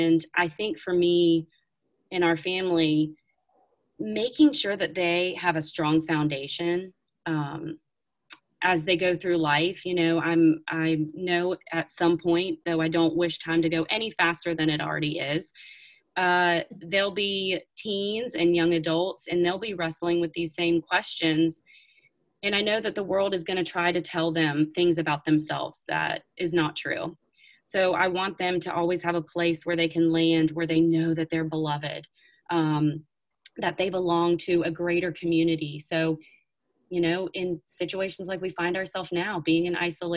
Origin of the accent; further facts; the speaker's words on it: the South, United States; I grew up in the South